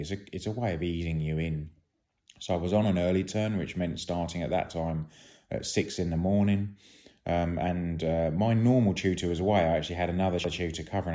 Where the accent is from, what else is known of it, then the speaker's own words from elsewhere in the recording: United Kingdom; being British